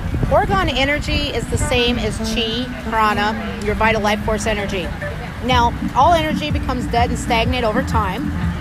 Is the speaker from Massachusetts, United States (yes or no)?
no; Missouri, United States; I'm from Missouri.